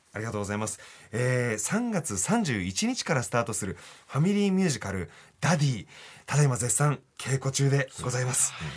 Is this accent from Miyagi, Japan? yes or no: no; Tokyo, Japan; 僕の実家が蒲田だったんですけど